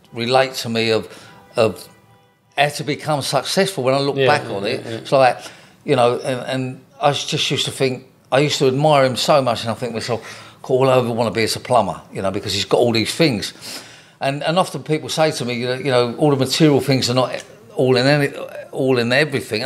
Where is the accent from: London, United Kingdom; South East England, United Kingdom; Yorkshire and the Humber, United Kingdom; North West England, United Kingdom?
London, United Kingdom; We moved from North London to South London